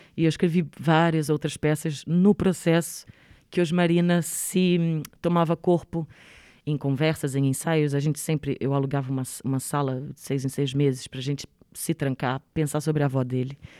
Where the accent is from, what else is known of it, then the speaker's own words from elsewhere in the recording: Rio de Janeiro, Brazil; accent: Rio (carioca); moved away; also born or lived in Três Corações, Minas Gerais, Brazil; Eu nasci em Minas Gerais, mas vivi no Rio de Janeiro, então tenho sotaque do Rio. Sou reconhecida como carioca